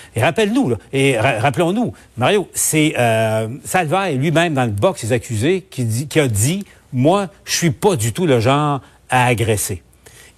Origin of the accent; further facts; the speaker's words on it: Quebec, Canada; chez nous, au Québec